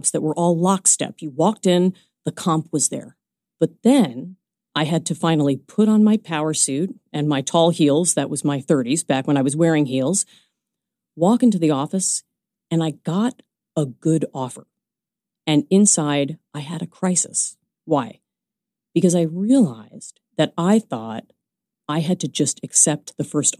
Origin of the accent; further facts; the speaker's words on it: New York City, New York, United States; moved away as an adult; also born or lived in New Jersey; I was born in Brooklyn. I am a lifelong New Yorker